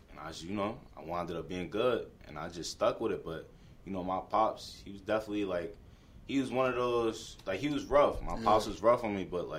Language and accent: English; New York City, New York, United States; They know I'm from Brooklyn and stuff like that. Yeah. They know where I'm from in Brooklyn.